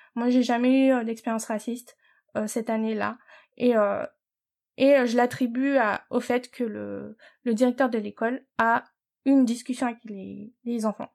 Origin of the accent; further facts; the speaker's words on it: Paris, Île-de-France, France; moved away as an adult; now in United States; on est nés né à Paris. Oui. Et euh, on a grandi euh, notre, petite enfance euh, maternelle, primaire, dans le 18e arrondissement à mhm. Paris